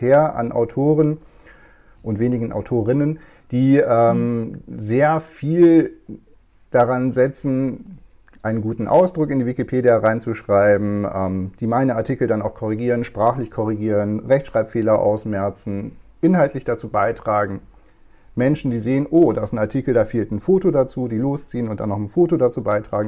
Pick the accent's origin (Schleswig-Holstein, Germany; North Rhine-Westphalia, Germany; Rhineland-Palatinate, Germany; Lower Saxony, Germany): Lower Saxony, Germany; Moordorf; first language Low German; German is a second language; moved away as an adult; also born or lived in Victorbur / Oldenburg / Berlin / Leipzig; now in Kiel, Germany; Geboren bin ich in Ostviktorburg und aufgewachsen ein paar Kilometer weiter in Mordorf bei Aurich